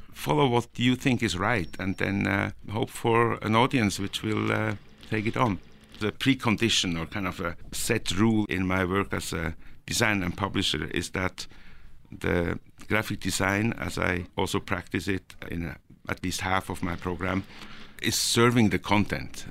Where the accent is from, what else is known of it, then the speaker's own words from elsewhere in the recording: Norway; also born or lived in Switzerland; now in Zurich, Switzerland; I was born in Norway and I was, uh, raised there